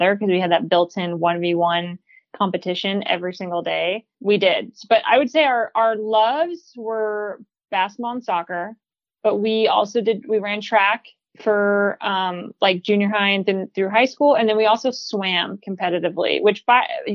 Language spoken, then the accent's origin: English; Northern California, United States; moved away as an adult; now in Portland, United States; I'm from California originally, grew up in Northern, lived in Southern for a little bit